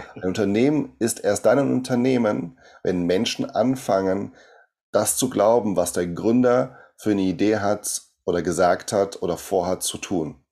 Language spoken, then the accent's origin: German; Brazil; German is a second language; now in Germany; ich komme aus Brasilien